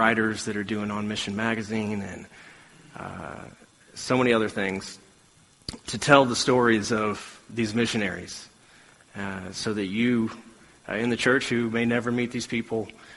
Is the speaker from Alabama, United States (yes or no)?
yes; Alabama, United States; growing up in Alabama